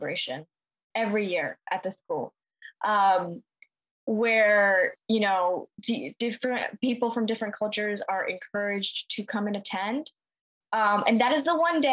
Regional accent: New York, United States; growing up in New York

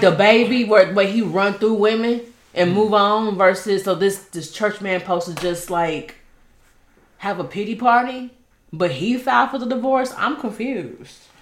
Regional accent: Dallas, Texas, United States; I grew up in Oak Cliff, Texas

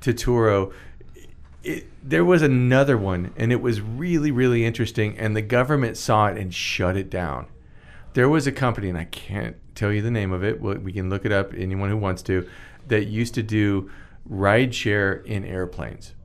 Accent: Stockton, California, United States; moved away; also born or lived in Bakersfield, California / San Diego, California / Los Angeles, California; I was born in Stockton, California

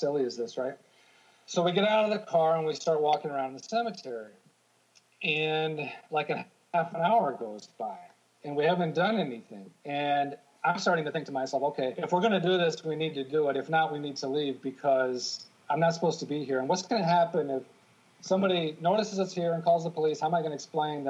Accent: Michigan, United States; now in New York, United States; I grew up in Michigan

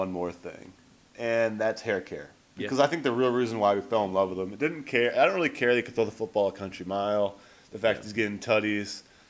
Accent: Maine, United States; Unless you're from Maine, like me.

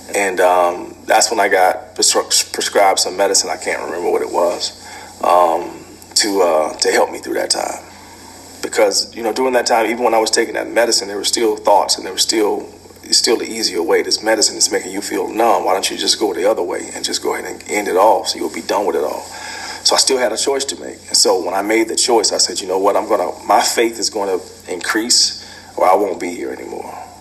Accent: Jacksonville, Florida, United States; moved away as an adult; this young green cat out of Jacksonville, Florida

